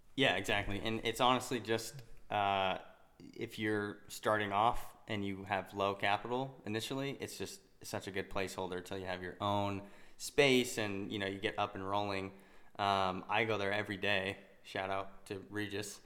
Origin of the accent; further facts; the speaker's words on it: Utah, United States; I'm from Utah which is where we currently live.